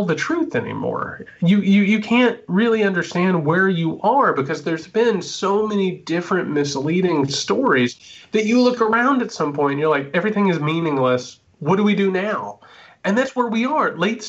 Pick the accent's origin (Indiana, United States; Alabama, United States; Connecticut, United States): Indiana, United States; I grew up in Indiana, right? Like as Midwestern as it gets.